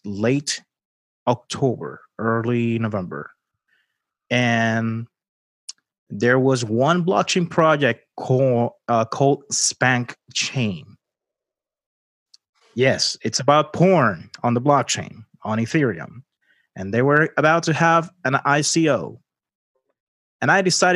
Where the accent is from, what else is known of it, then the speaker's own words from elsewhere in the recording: Puerto Rico; I'm the first Puerto Rican customer for Wealth Simple